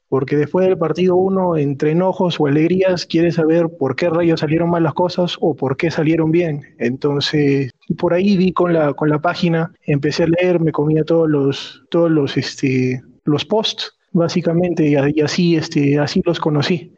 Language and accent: Spanish; Arequipa, Peru; yo soy de Arequipa